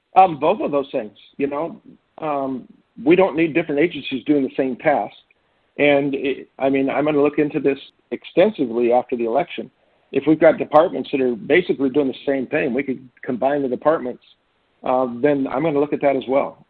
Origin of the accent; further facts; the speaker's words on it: Jefferson County, Washington, United States; also born or lived in Olympia, Washington; now in Republic, United States; to school in Jefferson County, uh, from grade school through freshman year of high school in Jefferson County on the west side